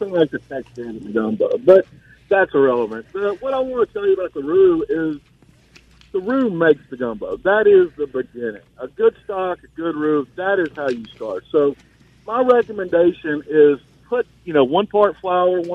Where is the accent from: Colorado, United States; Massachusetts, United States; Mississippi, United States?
Mississippi, United States; Gulfport; I grew up in Gulfport